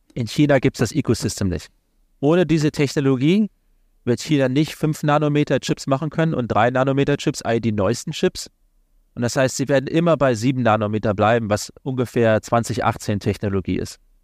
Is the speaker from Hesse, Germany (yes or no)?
yes; Kassel, Hesse, Germany; moved away as an adult; also born or lived in London, United Kingdom; now in Washington, United States; ursprünglich komme ich aus Kassel in Nordhessen, kleine Stadt